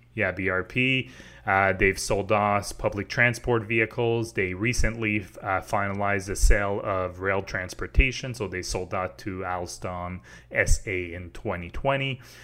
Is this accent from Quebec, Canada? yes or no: yes; Quebec, Canada; I grew up in Quebec, so I, I lived in Quebec my whole life